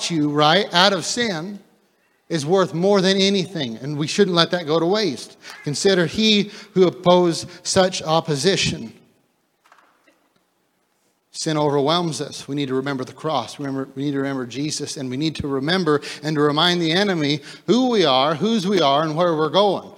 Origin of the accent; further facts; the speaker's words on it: United States; as the American church, we become so used to, you know, grace and mercy because we live in such a free country